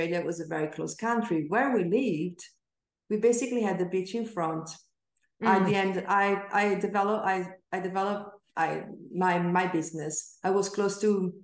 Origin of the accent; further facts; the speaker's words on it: Venice, Veneto, Italy; I grew up in Venice